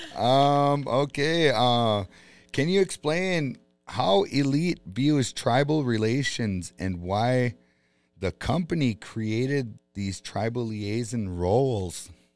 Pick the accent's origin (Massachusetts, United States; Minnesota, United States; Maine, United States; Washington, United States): Minnesota, United States; Bois Forte Band of Chippewa; I'm an Ojibwe from the Boys Fort Band of Chippewa Indians.